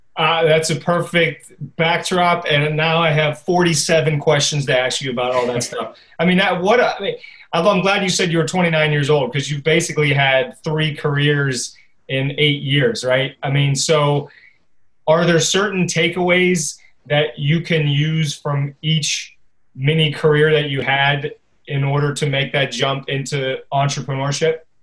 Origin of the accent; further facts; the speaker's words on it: Pittsburgh, Pennsylvania, United States; I'm from Pittsburgh too